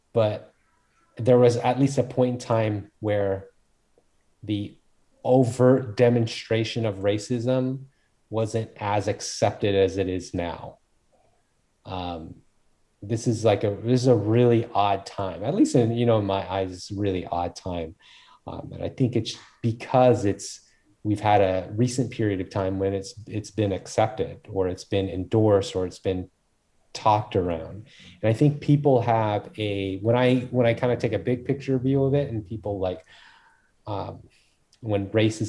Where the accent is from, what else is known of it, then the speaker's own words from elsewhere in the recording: United States; born there; I'm Korean and I was born in America, kind of one of those things.